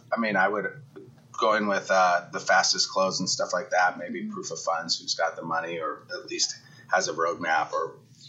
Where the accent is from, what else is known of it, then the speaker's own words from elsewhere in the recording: Seattle, Washington, United States; I'm from Seattle